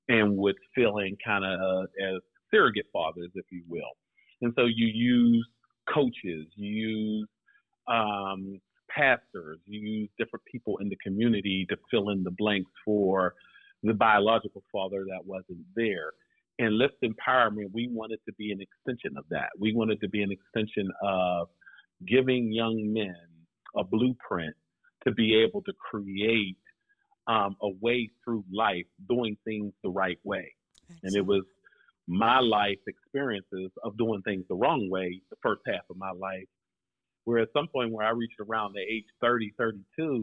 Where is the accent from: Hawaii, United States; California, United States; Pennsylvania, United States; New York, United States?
Pennsylvania, United States; Pittsburgh; I am from the Pittsburgh area. Grew up, born and raised in Pittsburgh.